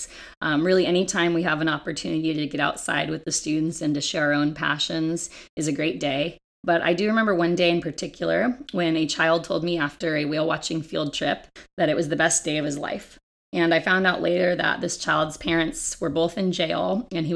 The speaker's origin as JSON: {"language": "English", "town": "Ojai", "region": "California", "country": "United States", "tie": "born or raised there", "also_born_or_lived": "Santa Barbara, California", "moved": "as an adult", "lives_now": "San Diego, United States", "said": "I grew up in Ojai, California, which is a very environmentally minded town"}